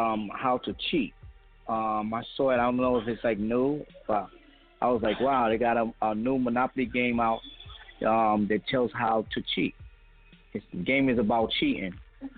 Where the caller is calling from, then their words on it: New York, United States; I'm calling from New York.